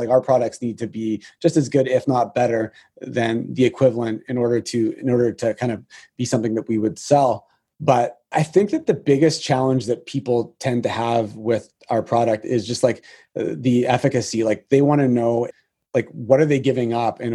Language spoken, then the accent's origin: English; Canada; being a Canadian